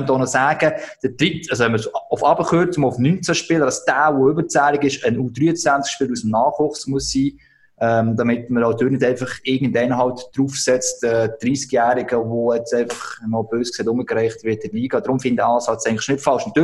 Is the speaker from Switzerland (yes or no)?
yes; Switzerland; als Schweizer können WM schon aufregen